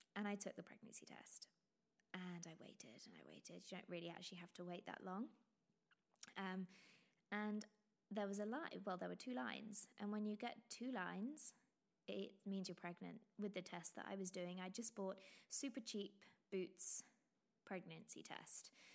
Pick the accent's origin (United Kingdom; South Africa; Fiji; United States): United Kingdom; England; accent: very English; You can probably tell my, by my very English accent